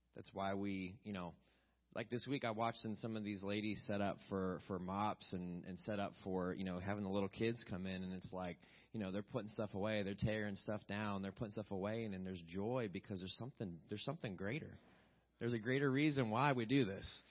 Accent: West Virginia, United States; moved away; I'm from West Virginia

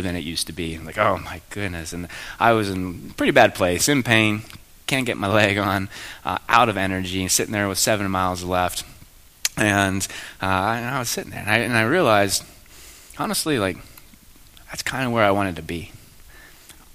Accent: Belle Vernon, Pennsylvania, United States; moved away as an adult; also born or lived in San Diego / Annapolis; I grew up in Belle Vernon

